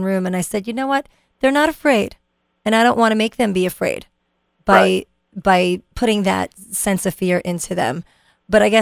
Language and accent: English; New York City, New York, United States; now in New Jersey, United States; I grew up in Brooklyn